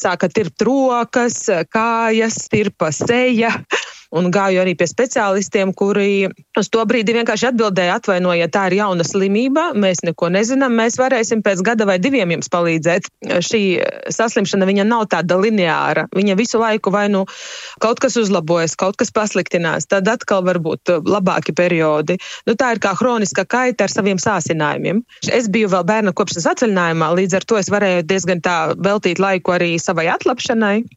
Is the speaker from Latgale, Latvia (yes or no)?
yes; Rēzekne, Latgale, Latvia; es esmu no Reizeknes